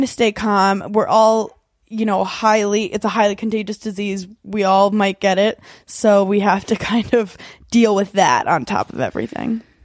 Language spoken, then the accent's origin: English; New York City, New York, United States; I was born in Brooklyn, New York